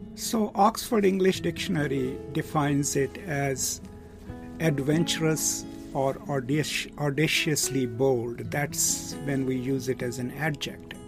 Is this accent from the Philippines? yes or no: no; Pakistan; I'm from Pakistan